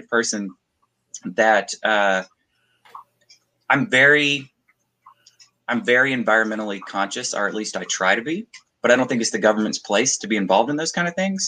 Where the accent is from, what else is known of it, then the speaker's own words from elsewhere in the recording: South Georgia, United States; moved away as an adult; now in South Alabama, United States; I'm from South Georgia originally